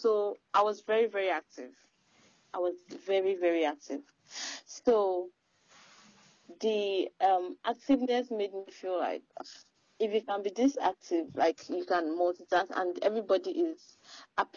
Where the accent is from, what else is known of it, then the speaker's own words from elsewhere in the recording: Ibadan, Oyo, Nigeria; I am from Oyo State, Ibadan, Nigeria